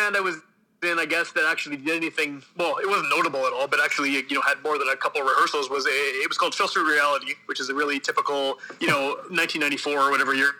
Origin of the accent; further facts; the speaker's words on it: Winnipeg, Manitoba, Canada; I'm from Winnipeg, born and raised.